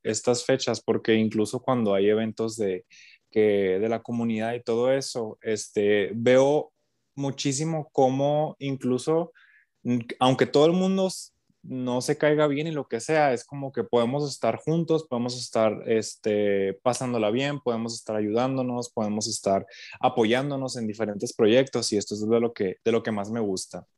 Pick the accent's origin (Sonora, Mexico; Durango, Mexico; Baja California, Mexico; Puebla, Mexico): Sonora, Mexico; Nogales; Pues yo no soy de Hermosillo, yo soy de acá de, de Nogales.